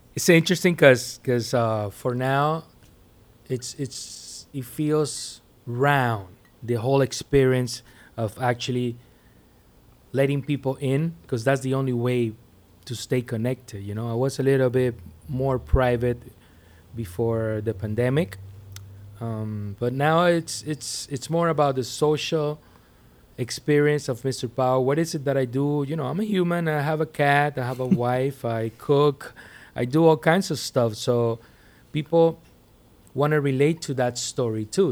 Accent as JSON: {"language": "English", "town": "Puerto La Cruz", "region": "Anzoátegui", "country": "Venezuela", "tie": "born or raised there", "moved": "as an adult", "lives_now": "Miami, United States", "said": "Growing up in Venezuela was a thing 'cause, 'cause basically there was a lot of music going on. There's a lot of, of Caribbean power, you know, in my town, Puerto La Cruz."}